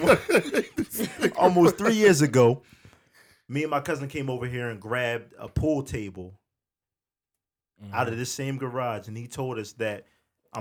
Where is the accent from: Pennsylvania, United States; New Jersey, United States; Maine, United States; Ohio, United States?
New Jersey, United States; Willingboro; I'm from Willingboro, New Jersey